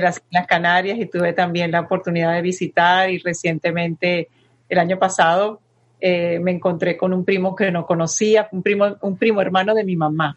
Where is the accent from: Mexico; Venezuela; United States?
Venezuela; also born or lived in Madrid, Spain; yo nací en Madrid y me llevaron a Venezuela chiquitica, de año y medio